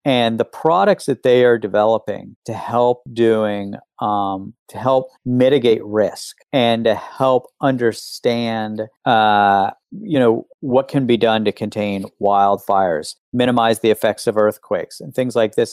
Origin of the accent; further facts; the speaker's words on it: West Virginia, United States; when I was growing up in West Virginia